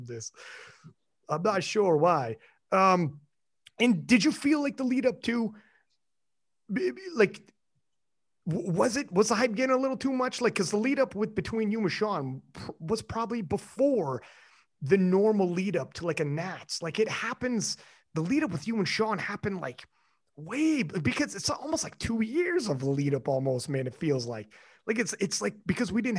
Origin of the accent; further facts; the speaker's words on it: Canada; I'm Canadian, man. It's big up here